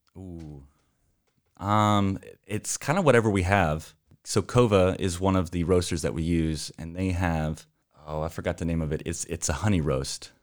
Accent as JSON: {"language": "English", "town": "Amarillo", "region": "Texas", "country": "United States", "moved": "as an adult", "lives_now": "Portland, United States", "said": "We are originally from Texas"}